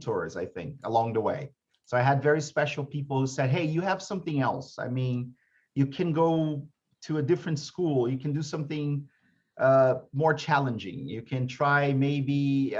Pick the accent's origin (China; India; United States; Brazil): Brazil; I came back to Brazil